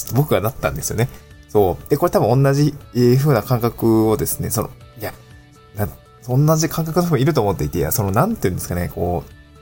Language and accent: Japanese; Niigata, Japan; also born or lived in Aomori / Tokyo; now in Awaji Island, Japan; 青森住んでたし、新潟にも、新潟で生まれたので